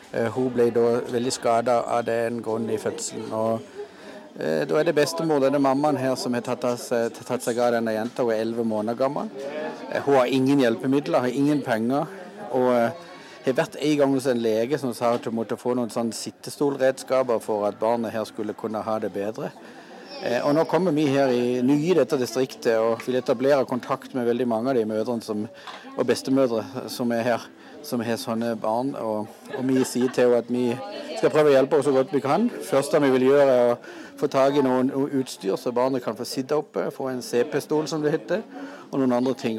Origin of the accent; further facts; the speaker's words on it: Norway; hjemme i Norge